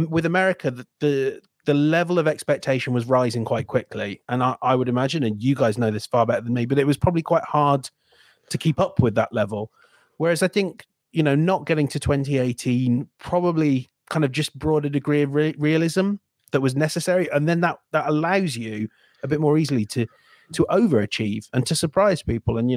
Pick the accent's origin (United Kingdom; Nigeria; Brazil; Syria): United Kingdom; England; as an Englishman